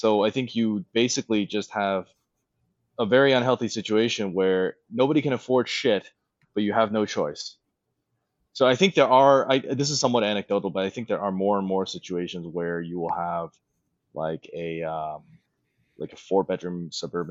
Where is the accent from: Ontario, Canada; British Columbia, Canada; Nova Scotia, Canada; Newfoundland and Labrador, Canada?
Ontario, Canada; Toronto; I'm from Toronto